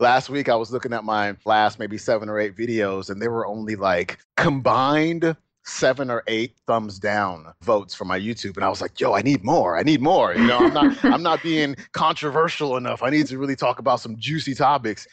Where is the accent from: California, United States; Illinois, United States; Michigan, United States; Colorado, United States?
California, United States; Oakland, Alameda; we moved from Oakland where we were fairly well off, you know, both my mom and dad, they worked, my dad did really well. And then my parents got divorced and I moved with my mom and my brother to Alameda